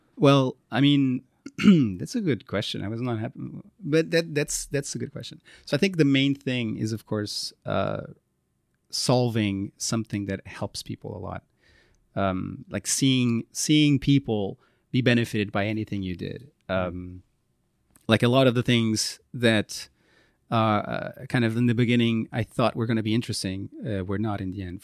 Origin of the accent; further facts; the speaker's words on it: Porto, Norte, Portugal; also born or lived in Strasbourg, France; now in Lisbon, Portugal; I'm from Porto, I was born there